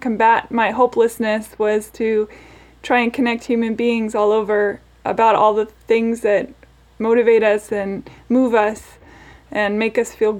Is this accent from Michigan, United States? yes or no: no; Seattle, Washington, United States; now in Nashville, United States; Originally, I was born in Seattle